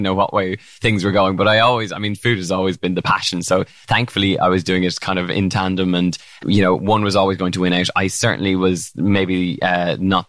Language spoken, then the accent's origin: English; Ireland; Ireland growing up